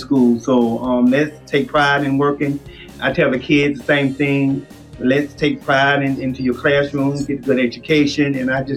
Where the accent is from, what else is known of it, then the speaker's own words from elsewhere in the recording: Bunnell, Florida, United States; I'm from Bonnell, 10 minutes away from Palm Coast